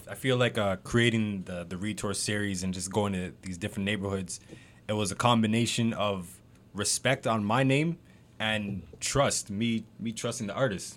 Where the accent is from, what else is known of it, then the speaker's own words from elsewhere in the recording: Mississauga, Ontario, Canada; I'm from Saga